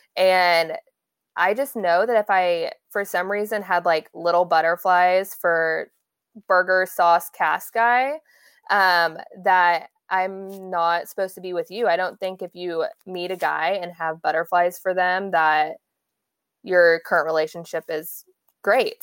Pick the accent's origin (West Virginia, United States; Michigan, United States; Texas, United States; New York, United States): Texas, United States; Dallas; I'm originally from Dallas